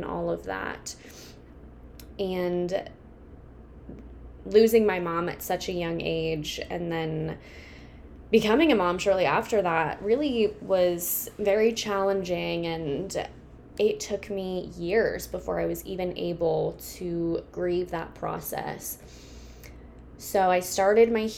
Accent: Kansas, United States; I am from Kansas.

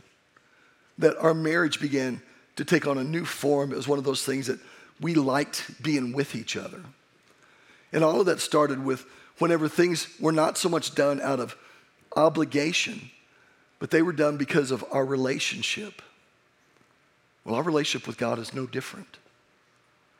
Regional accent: Oklahoma, United States; I'm from Oklahoma

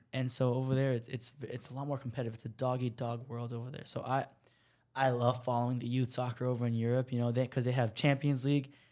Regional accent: United States; I'm an American

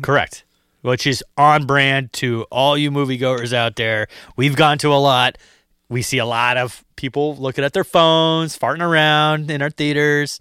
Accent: Massachusetts, United States; we're from Massachusetts

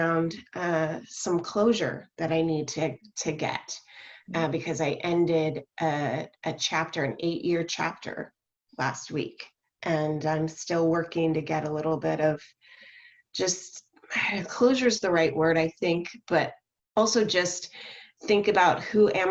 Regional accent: Southern California, United States; now in Portland, United States; I grew up in Southern California.

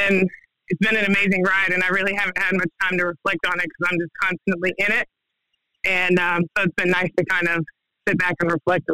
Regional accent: Denver, Colorado, United States; also born or lived in Kansas; now in Mount Juliet, United States; I didn't originally grow up here. We moved here from Kansas. I've kind of grown up a little bit everywhere. Denver is home for me. That's where I was born.

